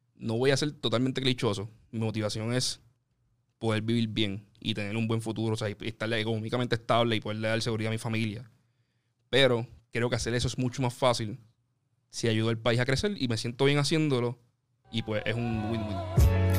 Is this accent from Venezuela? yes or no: no; Carolina, Puerto Rico; yo soy de Carolina, estudié en la UP en Río Piedra